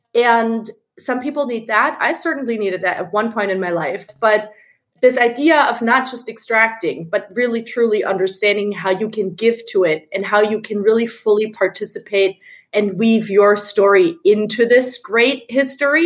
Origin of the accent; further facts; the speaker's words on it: Germany; moved away as an adult; now in New York, United States; I'm originally from Germany